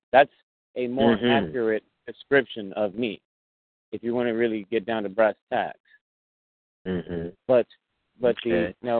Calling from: Bay Area, California, United States; I'm actually calling from the Bay Area.

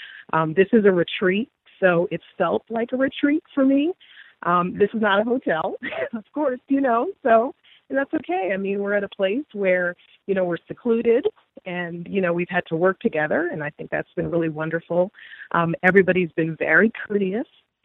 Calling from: Virginia, United States; This is the caller / listener / now yoga participant from Virginia. So I'm the only one from Virginia here

